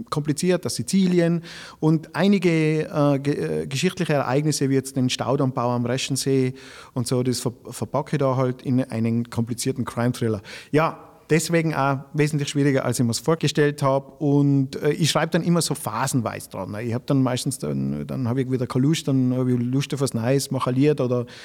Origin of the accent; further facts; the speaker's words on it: Grins, Tyrol, Austria; now in Strengen, Austria; in Grins, wo ich wohne, ich komme aus Grins, also ich wohne eigentlich in Strengen, aber ich komme aus Grins